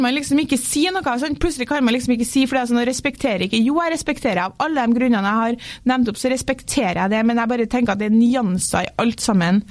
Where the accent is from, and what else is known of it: Norway; moved away; also born or lived in London